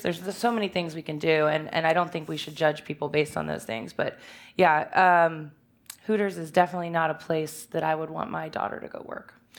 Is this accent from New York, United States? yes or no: no; Richmond, Virginia, United States; I'm from Richmond, and, uh, I grew up here in the West End